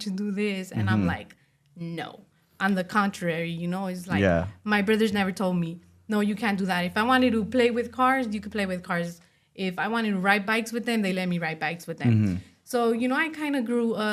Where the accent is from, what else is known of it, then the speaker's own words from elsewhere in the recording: Los Angeles, California, United States; I was born and raised in Boyle Heights, East